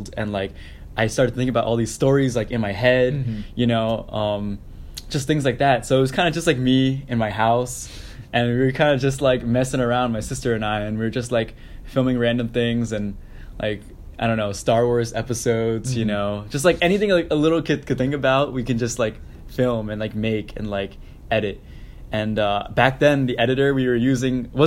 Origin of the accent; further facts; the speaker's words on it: Syosset, New York, United States; moved away; I grew up on Long Island in Syosset.